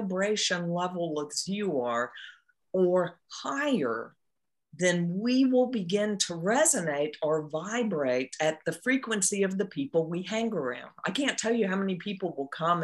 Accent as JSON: {"language": "English", "region": "Eastern North Carolina", "country": "United States", "tie": "born or raised there"}